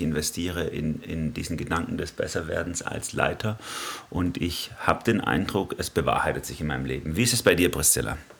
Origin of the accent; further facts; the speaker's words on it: Swabia, Baden-Württemberg, Germany; komme auch aus einer Schaffermentalität als Schwabe